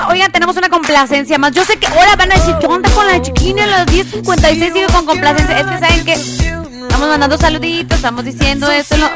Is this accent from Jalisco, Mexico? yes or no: yes; Tonalá, Jalisco, Mexico; Hola Cris y buenos días … de Tonalá. ¿Me puedes poner una canción